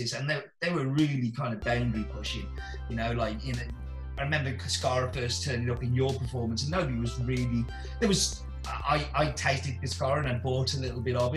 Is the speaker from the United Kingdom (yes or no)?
yes; England, United Kingdom; now in Stafford, United Kingdom; I'm English.